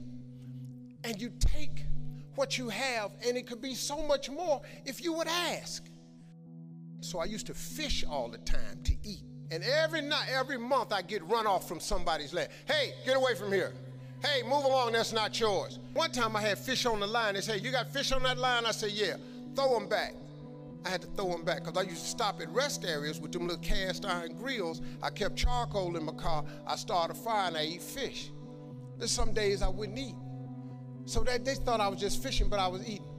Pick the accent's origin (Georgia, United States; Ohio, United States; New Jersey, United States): Ohio, United States; Cleveland; I'm from Cleveland